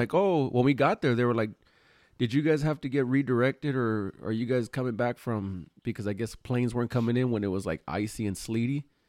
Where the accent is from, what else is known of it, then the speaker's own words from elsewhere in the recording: Los Angeles, California, United States; we're from L